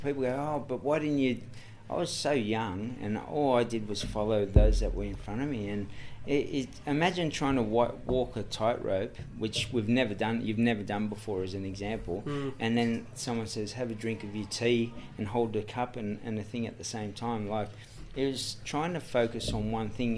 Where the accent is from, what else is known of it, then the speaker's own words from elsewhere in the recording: Sydney, New South Wales, Australia; I grew up in Redfern, Everly Street, Redfern